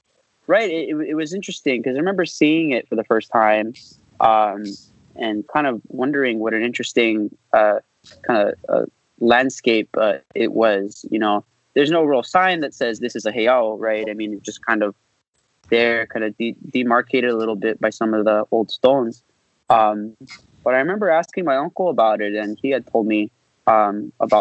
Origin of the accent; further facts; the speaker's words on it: Los Angeles, California, United States; also born or lived in Upland, California; I grew up in the San Gabriel Valley in Los Angeles. I was born in Upland, California in the Inland Empire